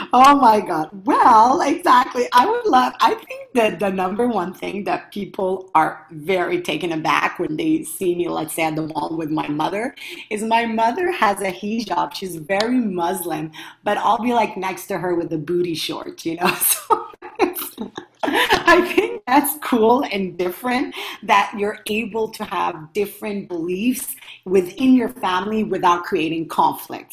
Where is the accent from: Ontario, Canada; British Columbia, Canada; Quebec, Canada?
Quebec, Canada; Montreal; I come from Montreal, Canada